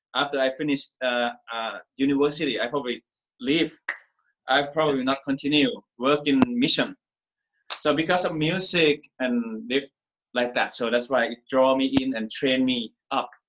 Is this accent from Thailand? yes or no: yes; Thailand; I'm from Thailand. I grew up Buddhist